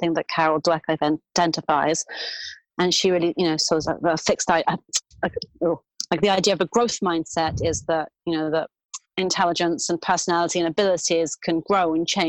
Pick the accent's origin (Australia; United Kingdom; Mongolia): United Kingdom; London; moved away as an adult; now in New York, United States; I grew up in London, where I went to university to become a speech and language therapist